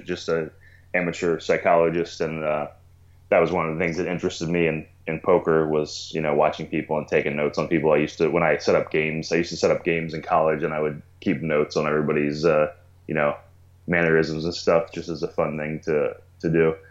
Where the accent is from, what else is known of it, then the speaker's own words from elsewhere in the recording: Maryland, United States; moved away as an adult; also born or lived in Albuquerque, New Mexico; now in Portland, United States; I was born and raised in Maryland